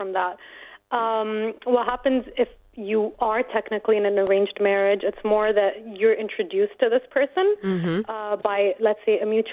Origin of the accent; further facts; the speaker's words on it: Dubai, United Arab Emirates; growing up in Dubai was good fun